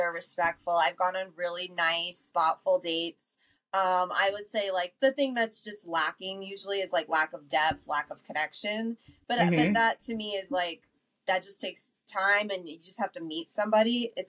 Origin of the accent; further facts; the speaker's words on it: New York City, New York, United States; moved away as an adult; also born or lived in Westchester, New York; now in Denver, United States; I grew up in the Bronx.